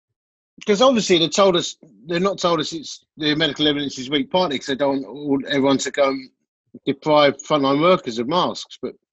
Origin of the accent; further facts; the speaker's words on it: Essex, East of England, United Kingdom; I'm from Essex, love.